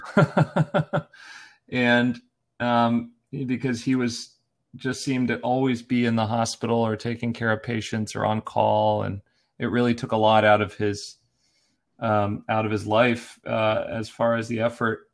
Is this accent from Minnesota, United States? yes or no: no; Erie, Pennsylvania, United States; now in Portland, United States; I'm from Erie, Pennsylvania originally, a small town in the northwest corner of Pennsylvania